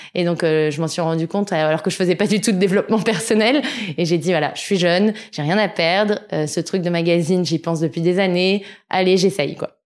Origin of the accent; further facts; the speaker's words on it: Sèvres, Île-de-France, France; also born or lived in Argenteuil / Paris; je suis née à Argenteuil dans le 95 et j'ai grandi dans le 92 euh, à Sèvres majoritairement